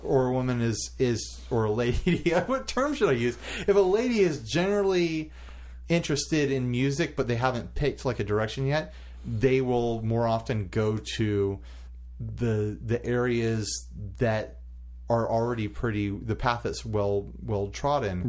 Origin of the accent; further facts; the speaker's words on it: United States; an American male